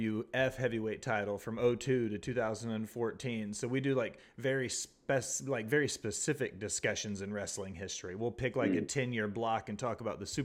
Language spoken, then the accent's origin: English; Nashville, Tennessee, United States; I'm also from Nashville